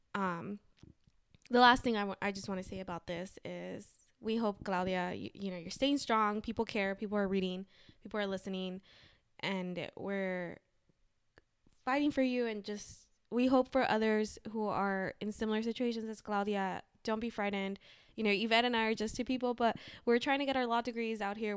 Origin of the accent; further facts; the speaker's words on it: Los Angeles, California, United States; I grew up in Los Angeles